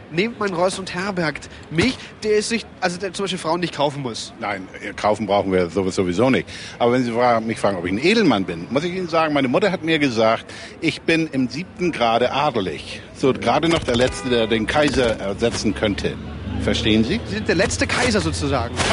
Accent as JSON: {"language": "German", "region": "Bavaria", "country": "Germany", "said": "Ich komme aus Bayern und da läuft die, laufen die Uhren ein bisschen anders."}